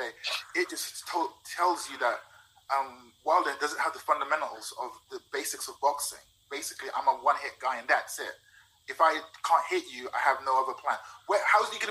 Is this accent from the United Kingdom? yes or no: yes; London, United Kingdom; I'm from London